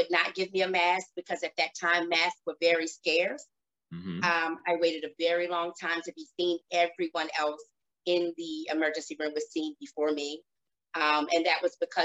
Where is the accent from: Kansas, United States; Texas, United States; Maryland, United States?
Maryland, United States; Baltimore; I grew up in Baltimore, Maryland